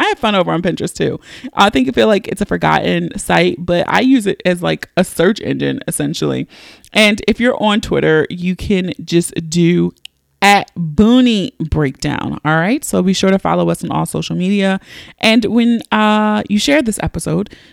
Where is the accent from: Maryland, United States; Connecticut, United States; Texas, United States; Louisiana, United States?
Maryland, United States; Baltimore; accent: Philly/Baltimore; I'm from Baltimore.